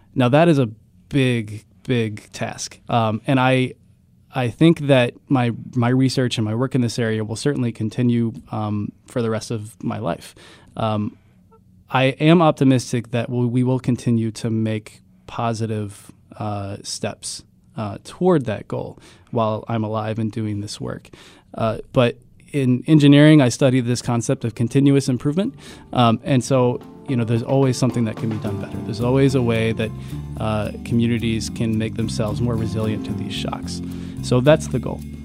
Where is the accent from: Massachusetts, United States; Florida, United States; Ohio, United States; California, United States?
Ohio, United States; Ironton; moved away; I grew up in Ironton, Ohio. I, I went to Ironton High School